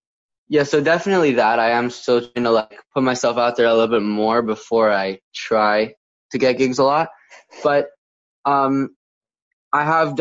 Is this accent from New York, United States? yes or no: yes; New York, United States; Upstate New York.